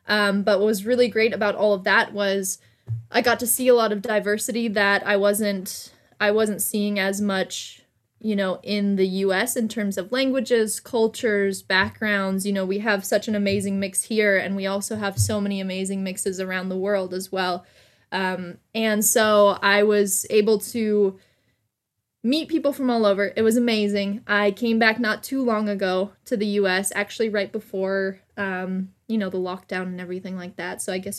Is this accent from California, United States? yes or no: yes; California, United States; So I'm originally from Southern California.